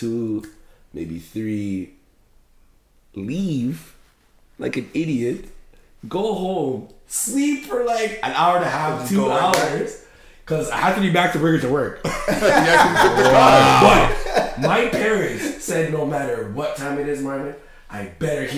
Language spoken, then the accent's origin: English; Toronto, Ontario, Canada; also born or lived in East End, Toronto; I'm from the West